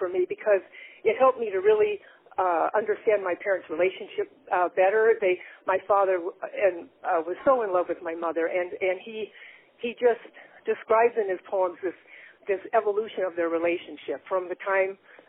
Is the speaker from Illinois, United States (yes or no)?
yes; Chicago, Illinois, United States; now in Oregon, United States; Well, I'm from originally from Chicago, Illinois. My grandparents were immigrants from, it was then Yugoslavia, now it's Slovenia, but I moved out to Oregon in 1960 with my family